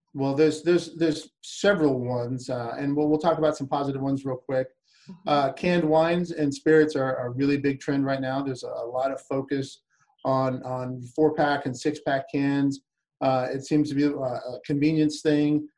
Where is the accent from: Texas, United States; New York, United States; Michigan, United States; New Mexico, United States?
New Mexico, United States; Albuquerque; moved away as an adult; also born or lived in South Florida / Lakeland, Florida; Albuquerque, New Mexico, which is my hometown where I'm from